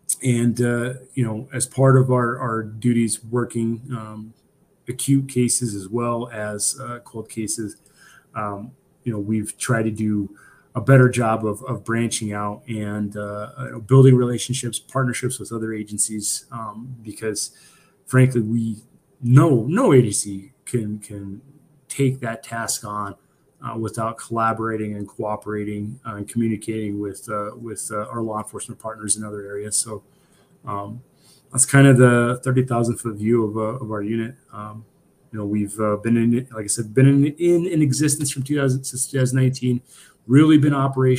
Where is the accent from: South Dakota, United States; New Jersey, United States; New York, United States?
South Dakota, United States; Pine Ridge; also born or lived in Nebraska; I grew up in Pine Ridge, South Dakota, on the Pine Ridge Indian Reservation